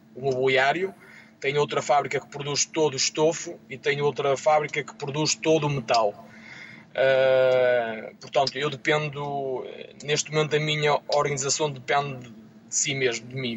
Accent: Rebordosa, Porto District, Portugal; Eu sou natural de, de Rebordosa, como o Mário

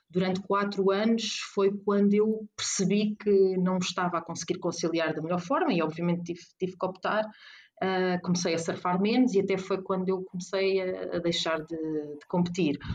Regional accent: Porto, Porto District, Portugal; Mel, e como eu sou do Porto, acabou por ser eh, ter uma simbologia diferente

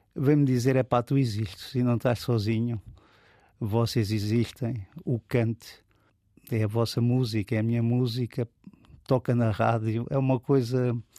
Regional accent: Lisbon, Portugal; also born or lived in Alentejo; now in Almada, Portugal; eu fui criado aqui em Lisboa, na zona da, das Avenidas Novas

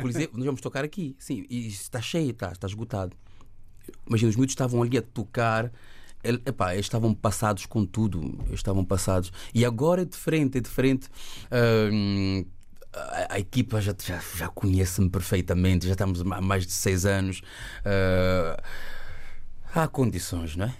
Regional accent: Luanda, Luanda Province, Angola; moved away; also born or lived in Belgium; eu nasci em Luanda, nasci em Angola

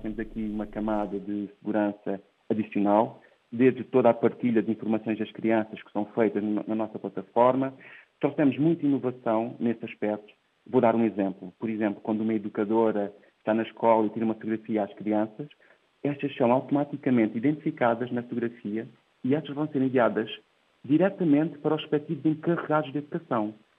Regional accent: Portugal; nasci numa terrinha no Ribatejo, no interior de Portugal, que se chama Coce

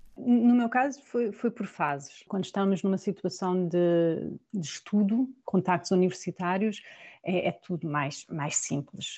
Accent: Portugal; moved away as an adult; now in Augsburg, Germany; eu sou portuguesa

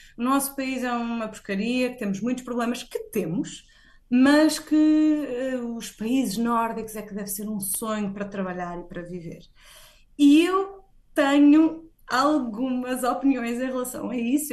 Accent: Portugal; moved away as an adult; now in Sweden

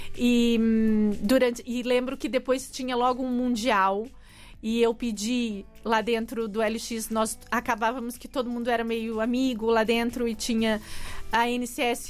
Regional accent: São Paulo, Brazil; moved away as an adult; now in Portugal; eu sou de São Paulo

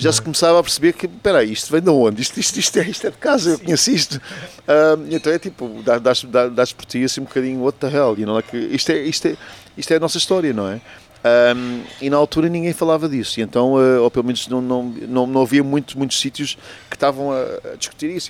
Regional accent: Portugal; moved away as an adult; Eu saí de Portugal propriamente quando tinha 19 anos e até aos 19 anos passei muito tempo e conheci muito

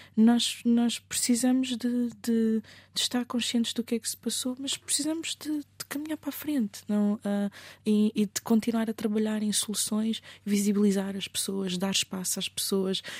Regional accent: Mozambique; enquanto moçambicana

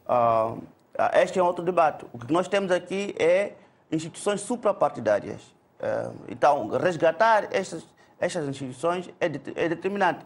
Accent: Mozambique; como moçambicanos

